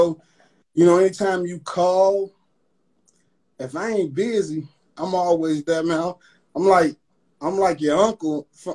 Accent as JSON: {"language": "English", "town": "Chicago", "region": "Illinois", "country": "United States", "tie": "born or raised there"}